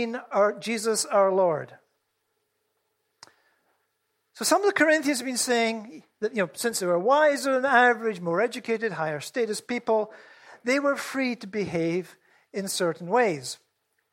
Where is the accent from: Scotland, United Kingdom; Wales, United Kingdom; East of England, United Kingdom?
Scotland, United Kingdom; I'm Scottish